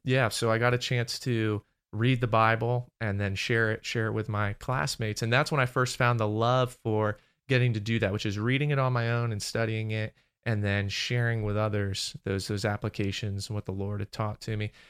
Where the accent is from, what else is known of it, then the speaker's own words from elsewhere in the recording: Maryland, United States; moved away; I grew up in Maryland.